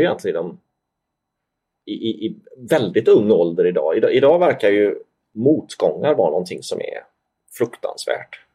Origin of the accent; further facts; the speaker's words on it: Sweden; moved away; jag var ju svensk